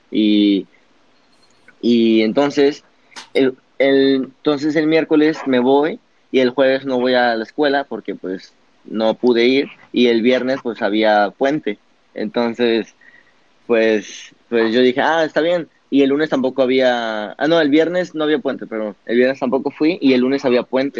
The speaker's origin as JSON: {"language": "Spanish", "town": "Papantla", "region": "Veracruz", "country": "Mexico", "also_born_or_lived": "Puebla / Monterrey", "said": "Yo soy de Papantla, de un pueblo en Veracruz"}